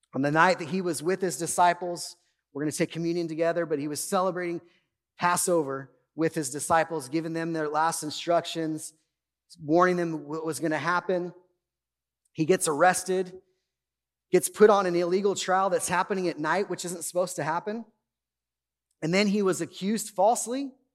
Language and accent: English; Bakersfield, California, United States; I grew up in Bakersfield. I grew up in Oildale.